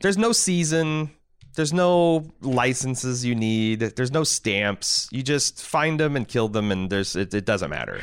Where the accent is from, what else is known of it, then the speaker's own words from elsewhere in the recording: United States; as American